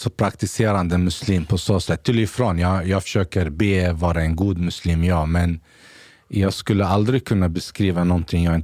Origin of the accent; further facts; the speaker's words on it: Gävle, Gävleborg County, Sweden; also born or lived in Basra, Iraq / Saudi Arabia; hela min uppväxt här i Sverige